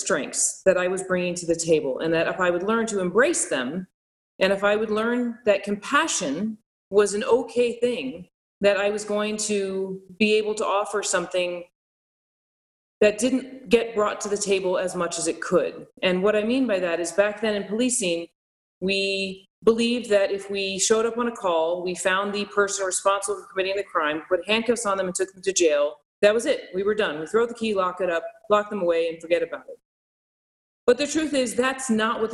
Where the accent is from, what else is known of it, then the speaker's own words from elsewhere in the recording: Albuquerque, New Mexico, United States; now in Las Vegas, United States; I grew up in Albuquerque, New Mexico, where the majority of us were Hispanic in my neighborhood. We spoke Spanish